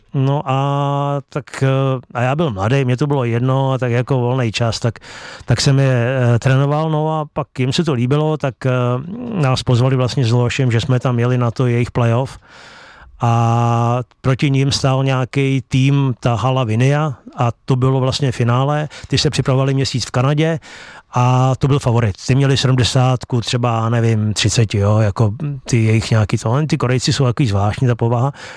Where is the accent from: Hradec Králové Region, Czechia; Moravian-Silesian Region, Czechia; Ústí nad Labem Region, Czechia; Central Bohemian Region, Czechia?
Central Bohemian Region, Czechia; Chrustenice; also born or lived in Beroun; takže z těch chrustenic, kde já bydlím